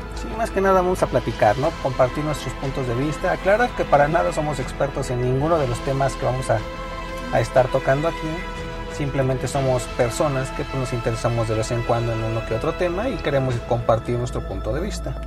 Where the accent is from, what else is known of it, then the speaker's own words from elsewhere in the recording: Mexico; somos mexicanos y vivimos esta situación día a día